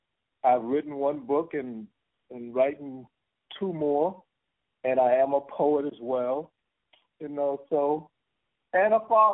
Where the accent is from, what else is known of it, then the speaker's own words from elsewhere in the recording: New York City, New York, United States; also born or lived in Hopkins, South Carolina; now in San Diego, United States; I was born in a little country town called Hopkins, South Carolina, but I was raised in the South Bronx.